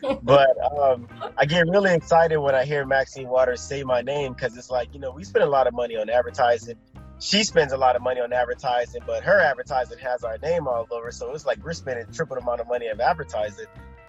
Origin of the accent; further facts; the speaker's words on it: Los Angeles, California, United States; moved away; also born or lived in Texas; Yeah, so I'm from South Central Los Angeles. And my mother moved us from South Central to Texas after our house was shot up in a drive-by.